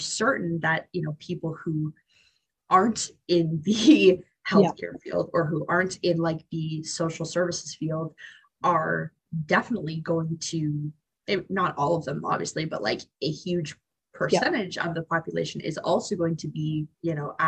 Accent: Barrie, Ontario, Canada; also born or lived in Hamilton, Ontario; I grew up in Barrie

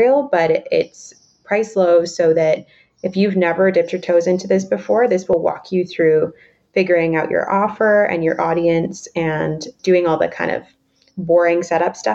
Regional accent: Canada; I'm Canadian. I'm not American

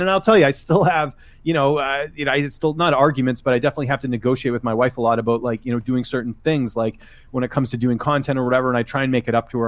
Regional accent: Vancouver, British Columbia, Canada; moved away as an adult; also born or lived in Ottawa / Toronto; I grew up in Vancouver

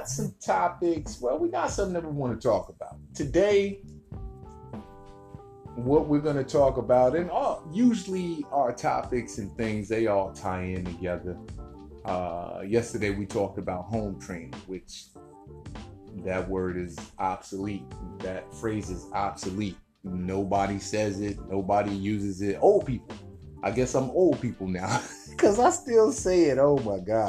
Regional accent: United States; I'm an American. I live in America

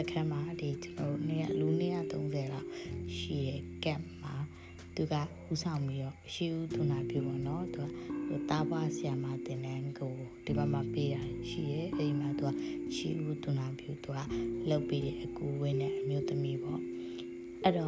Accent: Myanmar; born there

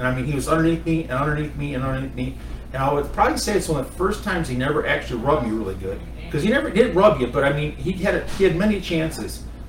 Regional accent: Wisconsin, United States; I grew up in Wisconsin against the toughest race car drivers in the world.

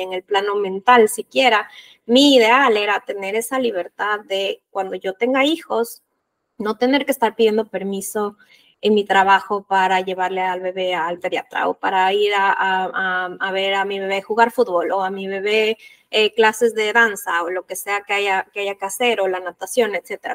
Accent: Ecuador; yo soy de Ecuador

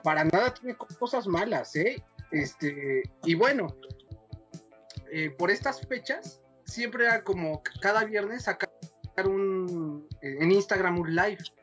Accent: Mexico; siempre le he sido fiel a mi pueblo mexicano

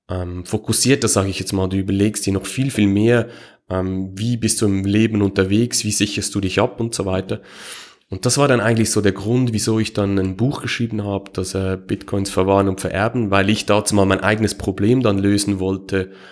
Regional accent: Switzerland; Ähm, ähm, wie, ihr es wahrscheinlich hört, ich komme aus der Schweiz.

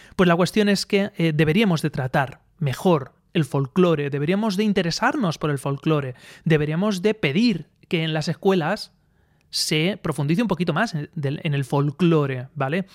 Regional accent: Aspe, Valencian Community, Spain; now in Elche, Spain; yo soy de Aspe, de Aspe

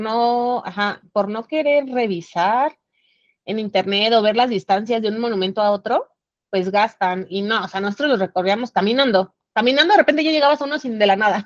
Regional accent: Mexico City, Mexico; de aquí de la Ciudad de México

